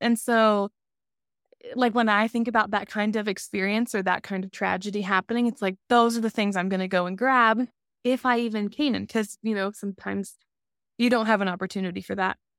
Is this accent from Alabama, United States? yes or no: yes; Alabama, United States; moved away; I'm from the South